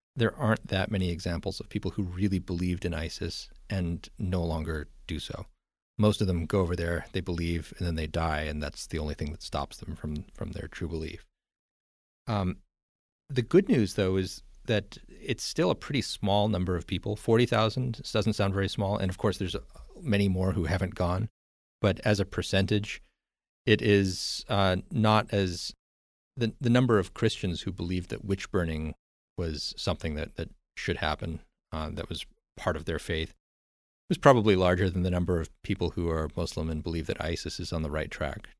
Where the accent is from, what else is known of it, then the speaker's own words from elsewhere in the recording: United States; I'm American